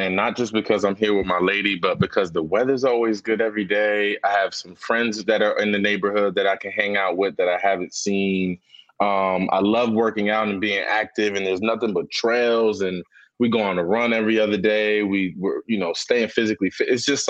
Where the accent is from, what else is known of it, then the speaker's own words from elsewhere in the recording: Paterson, New Jersey, United States; growing up in Patterson